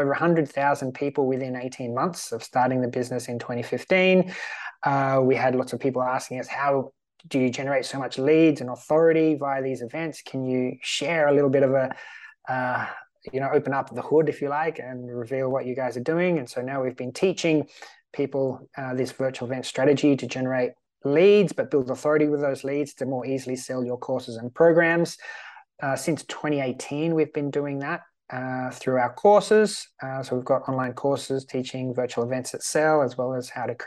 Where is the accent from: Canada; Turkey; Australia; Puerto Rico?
Australia; also born or lived in Sweden; now in Malta; I'm Australian. I'm currently living in Sweden.